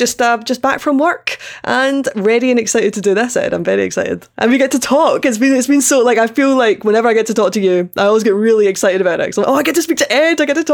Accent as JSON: {"language": "English", "region": "Scotland", "country": "United Kingdom", "accent": "Scottish", "said": "I'm Scottish."}